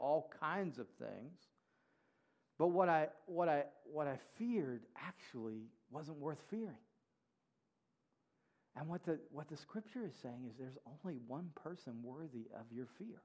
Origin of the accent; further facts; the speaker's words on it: Mississippi, United States; I grew up in Mississippi